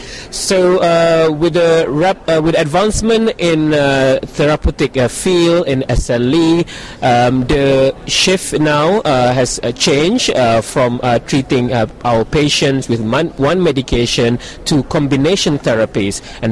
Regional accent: Leeds, Yorkshire and the Humber, United Kingdom; I am from Leeds.

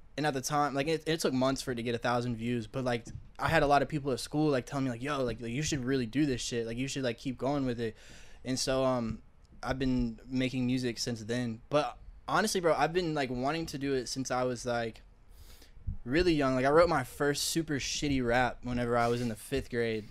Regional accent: Columbia, South Carolina, United States; now in North Carolina, United States; I grew up in Columbia, South Carolina.

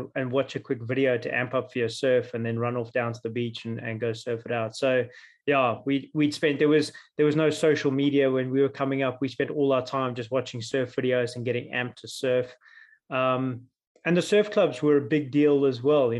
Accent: Jeffreys Bay, Eastern Cape, South Africa; I grew up in the Eastern Cape, South Africa, a little town called Jeffreys Bay.

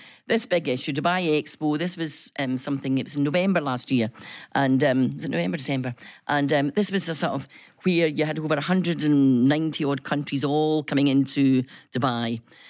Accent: Scotland, United Kingdom; And I says, good morning. … from Scotland.

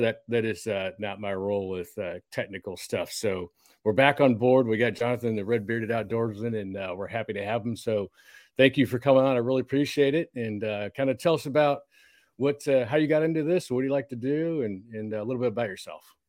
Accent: Texas, United States; a couple Texas boys

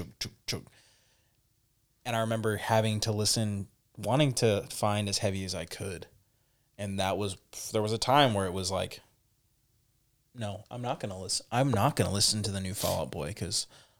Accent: California, United States; I grew up in the Bay Area during, like, the birth really of the hyphy movement

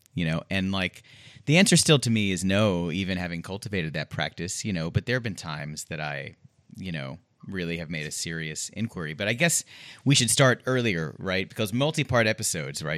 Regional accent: Houston, Texas, United States; I'm also from Houston

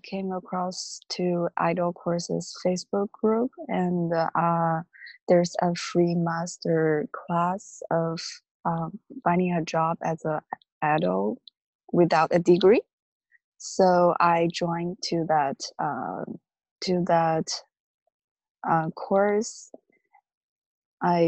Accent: China; moved away as an adult; now in United States; I'm from China. I came to the U.S. 3 years ago as an international student

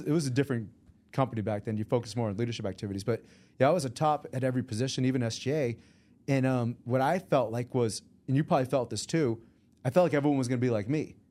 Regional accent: Sharon, Massachusetts, United States; also born or lived in Boston, Massachusetts; I was raised in a small town of seventeen thousand people back in the seventies and eighties, and it's still seventeen thousand people today. It's called Sharon, Massachusetts

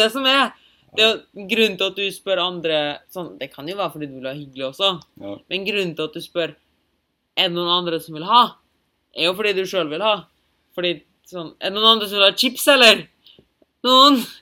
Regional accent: Germany; now in Norway; jeg er tysk

